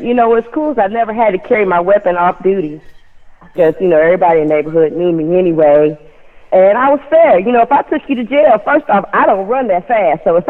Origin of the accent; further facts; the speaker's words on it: Cleveland, Ohio, United States; moved away as an adult; now in Hawaii, United States; I was born and raised in Cleveland